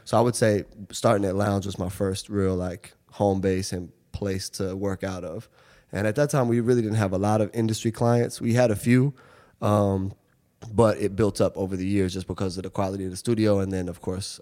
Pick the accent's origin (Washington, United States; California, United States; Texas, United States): Washington, United States; Seattle; moved away as an adult; now in New York, United States; I grew up in Seattle. Um, I moved here when I was 18 to go to NYU.